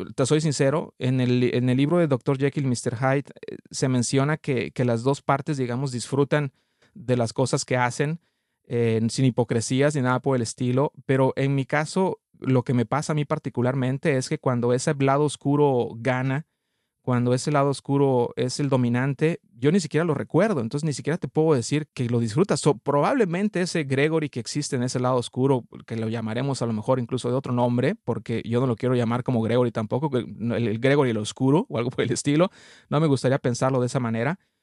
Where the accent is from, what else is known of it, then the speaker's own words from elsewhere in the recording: Mexico; now in Canada; soy mexicano, radico actualmente en, en Canadá